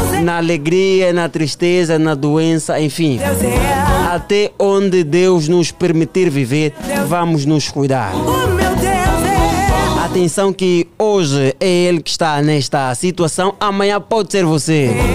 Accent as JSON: {"language": "Portuguese", "country": "Angola", "said": "todos nós, enquanto angolanos, enquanto filhos desta pátria"}